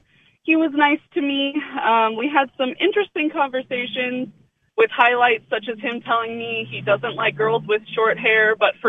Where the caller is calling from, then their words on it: Santa Clarita, California, United States; I'm calling from the inside of my car in Santa Clarita.